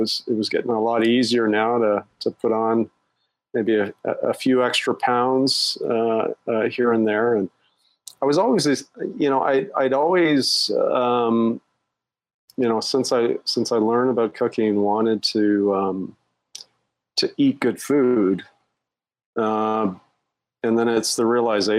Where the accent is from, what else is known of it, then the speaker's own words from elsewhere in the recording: Canada; moved away as an adult; also born or lived in Europe / Asia; now in Singapore; I'm Canadian. But I've been an expat